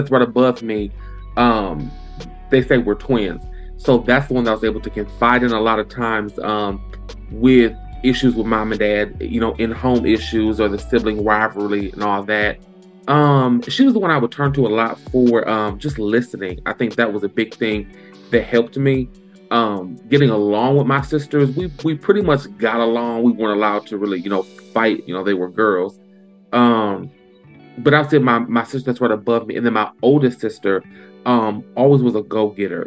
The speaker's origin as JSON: {"language": "English", "town": "Lansing", "region": "Michigan", "country": "United States", "tie": "born or raised there", "said": "born and raised in Lansing. I've been here in Lansing, Michigan. Been here all of my life"}